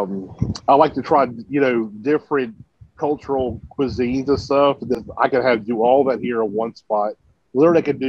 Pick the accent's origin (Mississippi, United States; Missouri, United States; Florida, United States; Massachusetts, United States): Mississippi, United States; Mississippi Gulf Coast, United States; also born or lived in Houston, Texas; now in Dallas, United States; I grew up on the Mississippi Gulf Coast, just near New Orleans